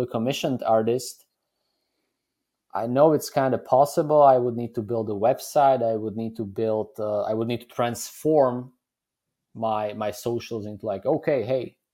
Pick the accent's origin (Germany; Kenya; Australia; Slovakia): Slovakia; I am from Slovakia